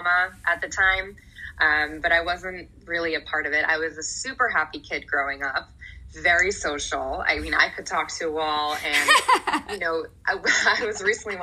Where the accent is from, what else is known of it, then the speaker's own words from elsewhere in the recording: New Jersey, United States; also born or lived in San Francisco / Manhattan; We lived in Manhattan a little bit, moved to New Jersey, and I grew up in New Jersey ever since